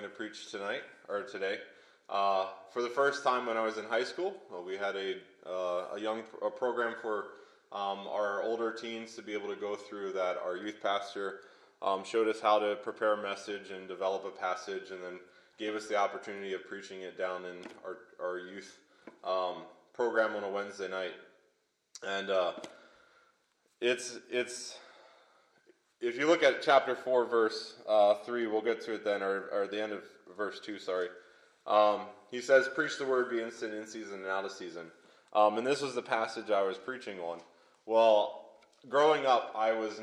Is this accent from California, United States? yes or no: no; Lebanon, Pennsylvania, United States; I grew up in Lebanon, Pennsylvania. It's near Hershey, Pennsylvania